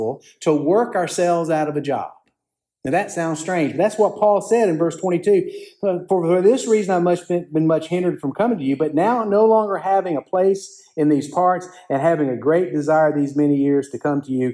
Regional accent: Columbus, Georgia, United States; In my hometown of Columbus, Georgia

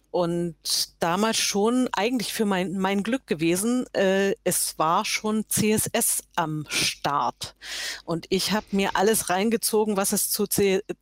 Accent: Görlitz, Saxony, Germany; born there; also born or lived in Halle / Poland / Dresden / Hamburg; Ich bin geboren in Görlitz, ähm, das ist in Sachsen, liegt ist der östlichste Ort äh, von Deutschland. Äh, bin inzwischen 61 Jahre alt und ähm, bin äh, eigentlich von Görlitz über Halle, über Polen, über Dresden, über Hamburg irgendwann hier im Schwarzwald gelandet.

